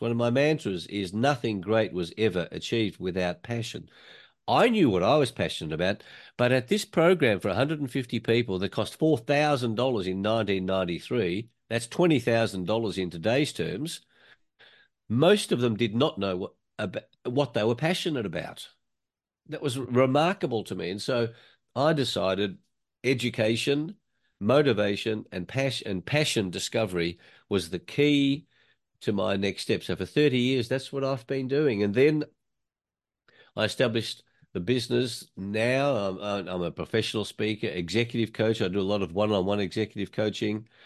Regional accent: Australia; I was born in Australia in nineteen fifty-two

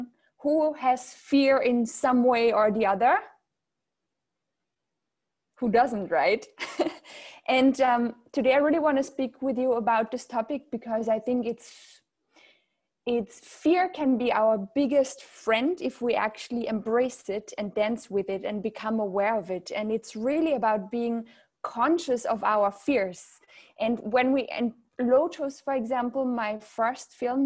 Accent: Austria; accent: German; English is a second language; moved away as an adult; also born or lived in south of France / Riviera Maya, Mexico; now in France; I'm from Austria originally. You might hear a certain German accent. And I live in the south of France now

